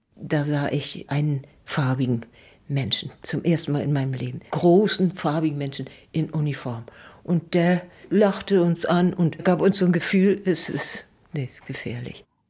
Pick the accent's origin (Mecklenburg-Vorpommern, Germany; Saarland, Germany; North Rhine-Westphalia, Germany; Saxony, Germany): Mecklenburg-Vorpommern, Germany; Neustrelitz; in Strelitz im Pfarrhaus geboren.